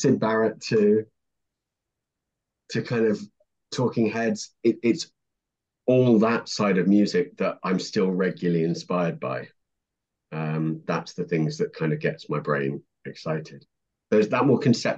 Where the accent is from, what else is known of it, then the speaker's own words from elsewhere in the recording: United Kingdom; moved away as an adult; now in London, United Kingdom; I'm a northerner